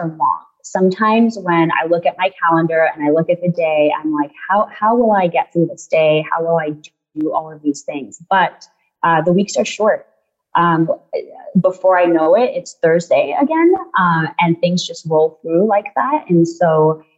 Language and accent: English; New York City, New York, United States; moved away as an adult; also born or lived in Guyana; now in Charlottesville, United States; My family and I moved to the United States when I was 3 years old, and we moved to Queens, New York, which is where I lived for the last 25 years.